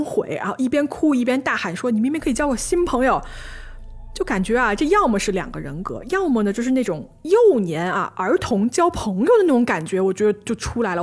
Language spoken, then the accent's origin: Chinese; China; 我们中国人